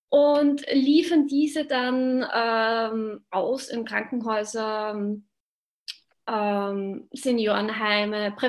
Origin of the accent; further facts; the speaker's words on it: Upper Austria, Austria; Das ist nördlich äh, von Linz Richtung tschechische Grenze.